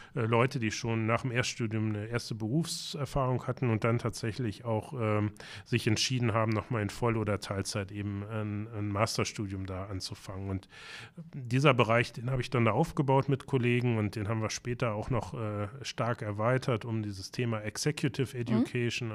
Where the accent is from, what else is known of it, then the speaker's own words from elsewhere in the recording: Braunschweig, Lower Saxony, Germany; now in Hamburg, Germany; in meiner Heimatstadt Braunschweig